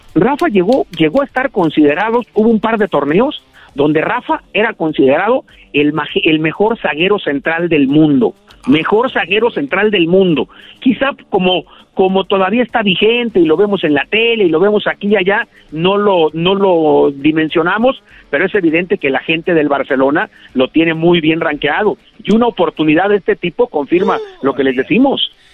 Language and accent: Spanish; Moyahua, Zacatecas, Mexico; now in Guadalajara, Mexico; yo nací muy cerca de Guadalajara, en un ranchito de menos de mil habitantes que se llama Santa Rosa, pero que es municipio de Moyagua, Zacatecas